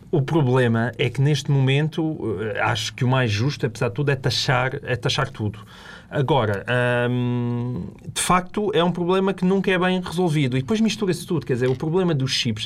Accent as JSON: {"language": "Portuguese", "town": "Portalegre", "region": "Alentejo", "country": "Portugal", "said": "sou de Porto Alegre"}